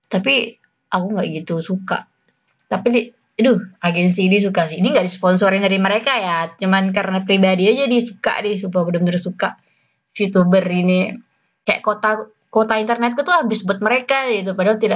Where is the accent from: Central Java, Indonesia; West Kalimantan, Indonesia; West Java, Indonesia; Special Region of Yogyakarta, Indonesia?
West Kalimantan, Indonesia; accent: Malay-Javanese; tapi mereka merantau ke Kalimantan Barat dan aku hi, uh, tumbuh berkembang di lingkungan Melayu. Jadi aksenku Melayu tapi Jawa, tapi juga Melayu tapi Jawa.